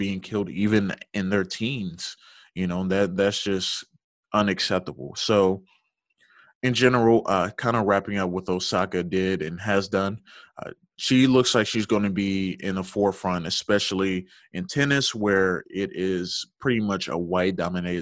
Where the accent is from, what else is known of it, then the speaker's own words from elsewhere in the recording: Georgia, United States; We grew up and raised in Georgia